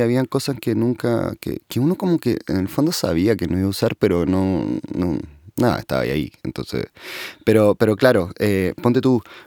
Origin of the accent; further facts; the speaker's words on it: Santiago, Santiago Metropolitan Region, Chile; sé dónde nací, en Santiago.